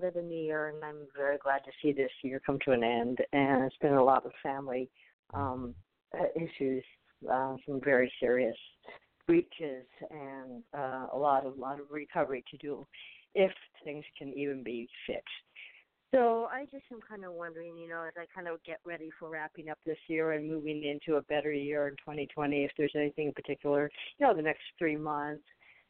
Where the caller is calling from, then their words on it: Arizona, United States; I'm calling from Arizona.